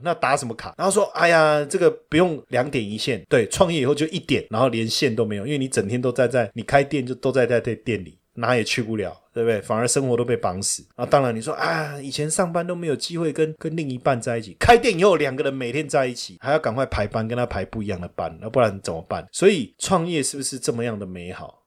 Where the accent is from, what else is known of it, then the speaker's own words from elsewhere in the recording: Taiwan; 我们台湾人较高义啦